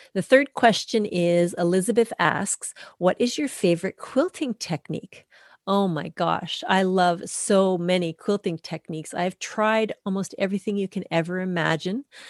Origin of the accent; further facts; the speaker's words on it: Canada; I'm a Canadian through and through.